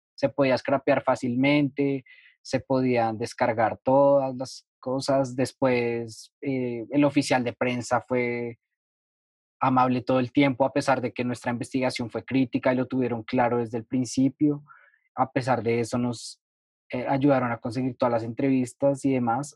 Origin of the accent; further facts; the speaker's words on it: Colombia; yo como ciudadano colombiano